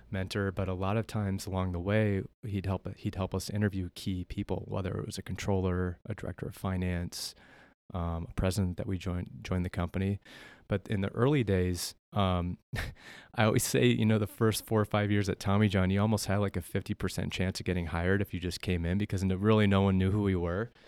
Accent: South Dakota, United States; born and raised in Melbourne, South Dakota, the northeast part of the state.

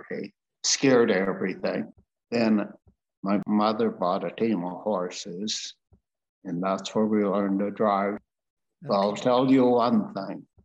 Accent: Kelowna, British Columbia, Canada; also born or lived in Edmonton; From there, it was a bad year for my parents, not only my parents, but everybody. It was dry. And so we moved to Kelowna, where one of my uncles worked in uh, where they make ketchup.

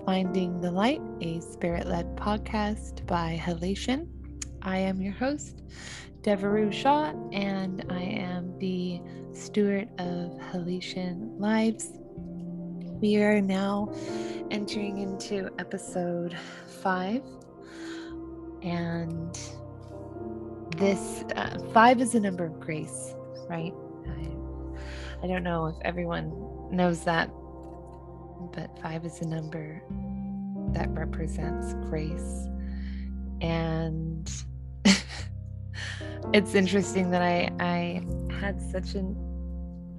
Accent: New Zealand; also born or lived in Southern California; now in California, United States; I'm originally from New Zealand

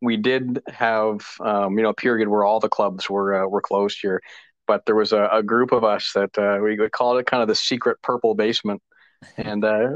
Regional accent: Moncton, New Brunswick, Canada; also born or lived in Lower Coverdale, New Brunswick; now in Saint John, Canada; I spent most of my life in Moncton

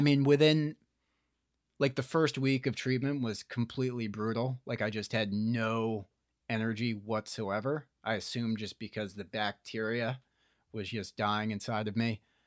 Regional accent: Morristown, New Jersey, United States; I was in Morristown, New Jersey

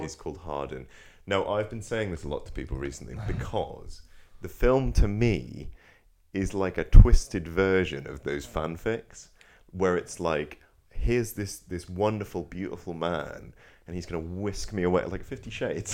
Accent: Norfolk, East of England, United Kingdom; I'm from Norfolk

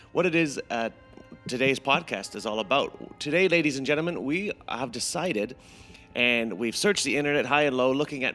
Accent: Ontario, Canada; we're both from Ontario

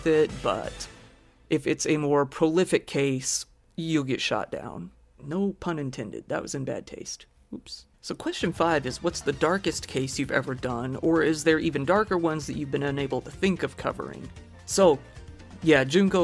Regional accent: Missouri, United States; moved away; I'm from Missouri in the United States, originally

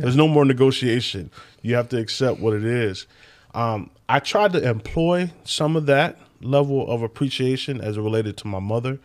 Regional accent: Sacramento, California, United States; moved away as an adult; also born or lived in Bay Area, California; now in Michigan, United States; California. Sacramento, California

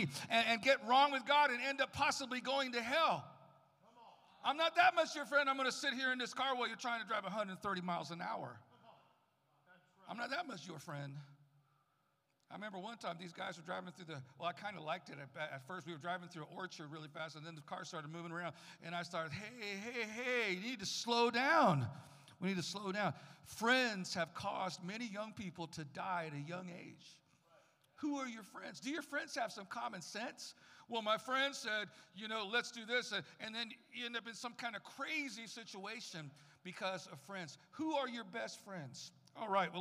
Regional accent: San Francisco, California, United States; also born or lived in Tucson, Arizona; now in Arizona, United States; I was raised mostly in Arizona, mostly California until I was about 8 or 9

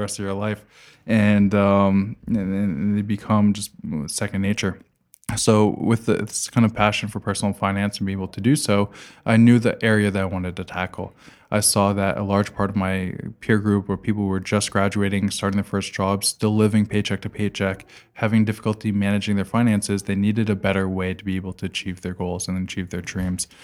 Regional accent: United States; now in Montreal, Canada; I'm American

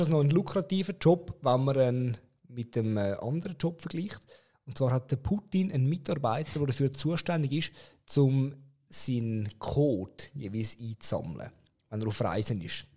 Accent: Zurich, Switzerland; als Zürcher

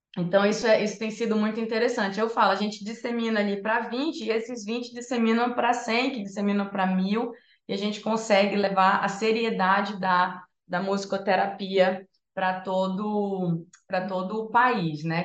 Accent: Santarém, Pará, Brazil; moved away as an adult; also born or lived in Rio de Janeiro; now in São Paulo, Brazil; eu sou de Santarém, no Pará

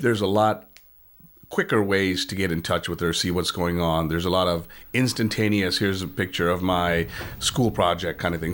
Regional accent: East Coast, United States; moved away as an adult; also born or lived in born outside the United States; now in Saint Louis, United States; I grew up on the East Coast

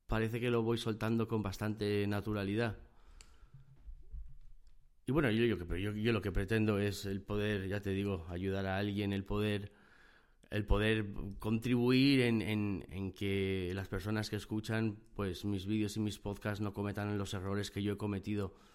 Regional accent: Gijón, Asturias, Spain; born there; moved away as an adult; Y estaba en Gijón, Gijón, Asturias, es donde yo nací. Es una zona del norte de España, es una zona costera, tiene playas, muy bonito, el tiempo no acompaña

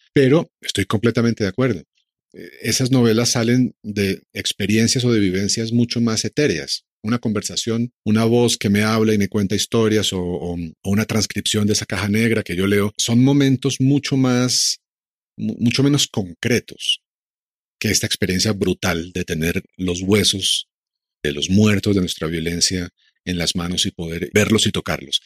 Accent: Colombia; todos como colombianos

